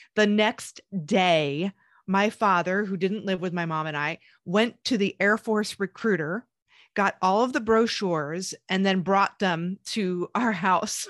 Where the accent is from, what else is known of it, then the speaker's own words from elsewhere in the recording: Pennsylvania, United States; moved away as an adult; also born or lived in Queens, New York; I was born in New York and the Queens area, but I moved to Pennsylvania, Amish country, but in the city ba, uh, when I was, like, ten years old